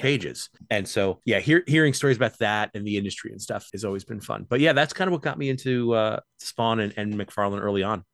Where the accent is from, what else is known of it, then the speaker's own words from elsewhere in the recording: Amityville, New York, United States; I was born on Long Island. I was born in Amityville